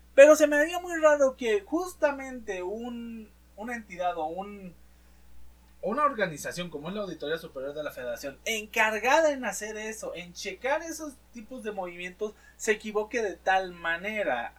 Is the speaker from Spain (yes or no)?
no; Mexico; nosotros como mexicanos